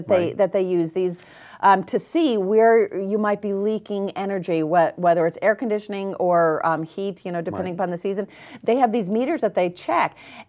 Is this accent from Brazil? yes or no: no; New England, United States; I know. I'm from New England, but you hear just so many bad things about the Patriots and everything.